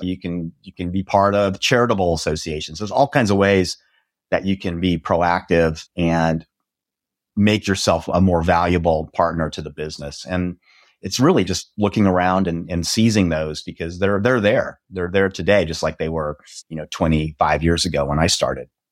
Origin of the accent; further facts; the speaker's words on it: Nebraska, United States; now in Dallas, United States; I grew up in Nebraska, which is right in the middle of the United States in a very small town where cows outnumbered people.